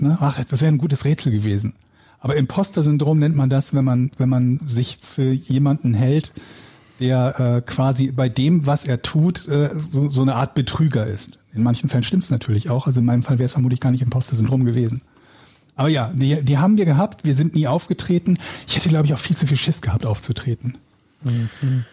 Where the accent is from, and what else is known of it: Willich, North Rhine-Westphalia, Germany; born or raised there; moved away; also born or lived in Hamburg